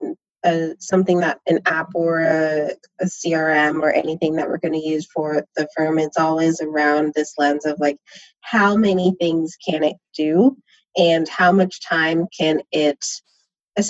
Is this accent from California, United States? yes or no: yes; San Diego, California, United States; moved away as an adult; also born or lived in New York; now in Berkeley, United States; I'm from San Diego, and I work in San Francisco, and I live in Berkeley